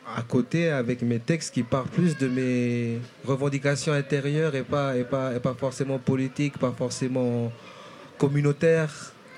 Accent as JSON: {"language": "French", "town": "Nouméa", "region": "South Province", "country": "New Caledonia", "tie": "born or raised there", "also_born_or_lived": "Lifou, Loyalty Islands, New Caledonia", "said": "je suis né dans, une de ces îles-là, donc l'île de l'Ifou"}